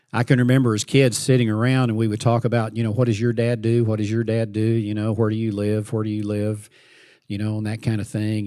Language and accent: English; Fort Worth, Texas, United States; I grew up in Fort Worth, Texas